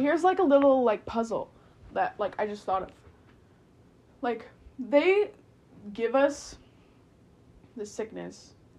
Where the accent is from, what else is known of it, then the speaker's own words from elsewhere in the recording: United States; I'm American and I'm so privileged